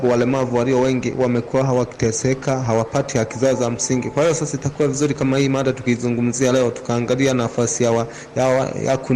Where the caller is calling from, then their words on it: Kagongwa, Shinyanga, Tanzania; kijana mpole, natokea Kagongwa, mtaa wa Majengo, kama Shinyanga, Tanzania.